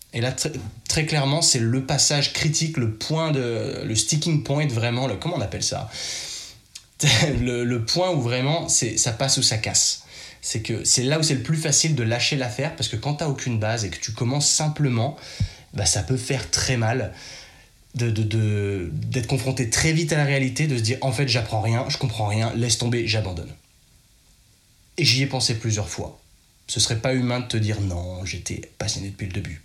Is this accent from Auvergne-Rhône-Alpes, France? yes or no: yes; Chambéry, Auvergne-Rhône-Alpes, France; accent: very French; moved away; je suis de Chambéry, donc c'est pas très grand.